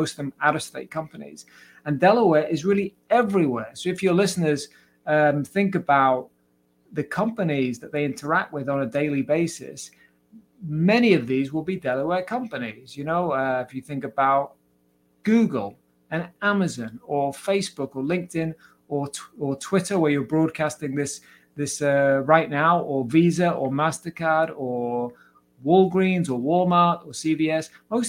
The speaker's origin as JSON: {"language": "English", "town": "Cardiff", "region": "Wales", "country": "United Kingdom", "tie": "born or raised there", "said": "Anthony Hopkins and Shirley Bassey from my hometown, Cardiff."}